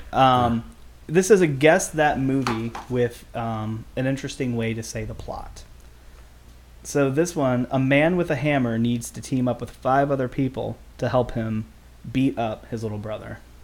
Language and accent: English; United States; we're from Jeffco too